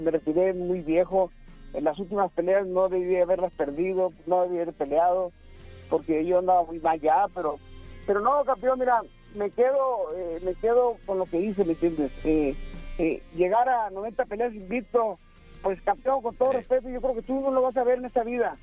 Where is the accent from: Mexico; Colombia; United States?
Mexico; los dos somos mexicanos